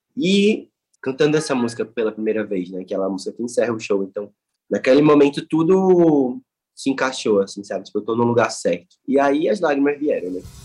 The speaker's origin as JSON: {"language": "Portuguese", "town": "Recife", "region": "Pernambuco", "country": "Brazil", "tie": "born or raised there", "said": "na minha cidade natal, entendeu? Tipo, no lugar onde eu nasci"}